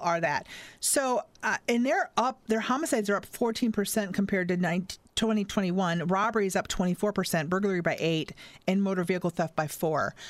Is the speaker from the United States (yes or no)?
yes; United States; I was born in America and I'm American